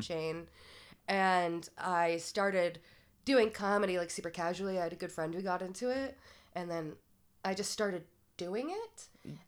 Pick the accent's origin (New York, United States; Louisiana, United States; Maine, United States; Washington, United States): Maine, United States; South Portland; moved away; growing up in Maine